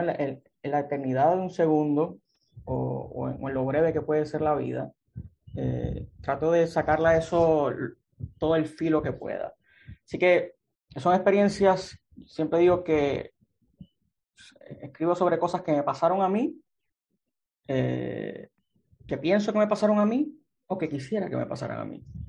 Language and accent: Spanish; Aguadilla, Puerto Rico; moved away as an adult; also born or lived in Mayagüez, Puerto Rico; now in San Juan, Puerto Rico; Soy un escritor puertorriqueño, natural de Aguadilla. Eh, y he estado, pues viví por allá toda mi infancia, mi adolescencia